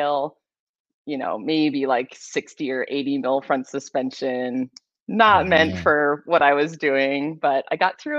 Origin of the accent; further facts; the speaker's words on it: Massachusetts, United States; moved away as an adult; also born or lived in New York / San Diego, California; I'm originally from the East Coast, Massachusetts to be exact. I grew up there my whole life